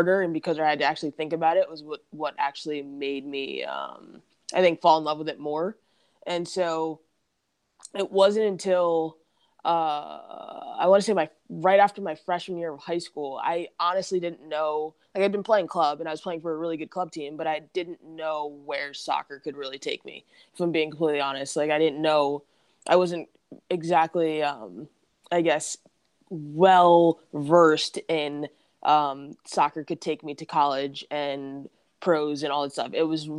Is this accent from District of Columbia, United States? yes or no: no; New Jersey, United States; That's because it's just not my New Jersey accent, but I also recognize that like I don't sound like I'm from New Jersey whatsoever.